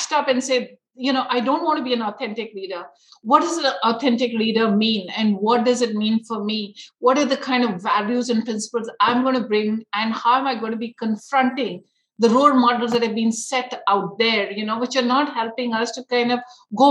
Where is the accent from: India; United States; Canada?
India; growing up in India